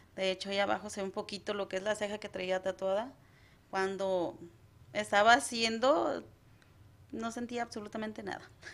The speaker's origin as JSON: {"language": "Spanish", "town": "Acaponeta", "region": "Nayarit", "country": "Mexico", "moved": "as an adult", "lives_now": "United States", "said": "Soy de Nayarit, desde eh, Caponeta, Nayarit, soy Cora Huichol"}